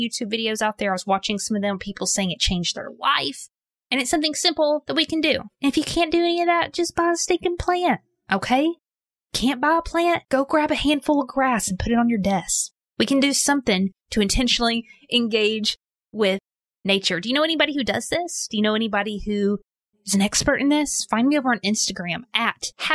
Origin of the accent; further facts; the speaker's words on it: Arkansas, United States; I grew up in Arkansas